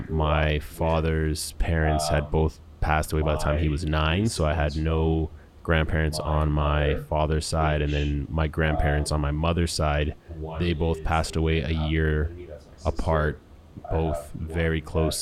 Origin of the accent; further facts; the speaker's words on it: Winnipeg, Manitoba, Canada; So I was born and raised in Winnipeg, Manitoba in 1987. My mother is French Canadian, so she is from Quebec originally. My father is from St. Vincent, so although English is his only language, it's still a broken English.